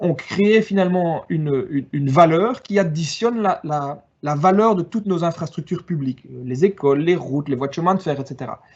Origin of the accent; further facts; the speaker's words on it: Wallonia, Belgium; je suis originaire de Wallonie